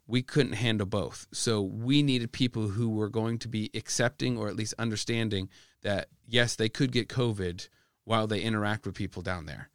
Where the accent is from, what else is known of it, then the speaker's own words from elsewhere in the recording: Midwest, United States; I'm an American, who grew up in the Midwest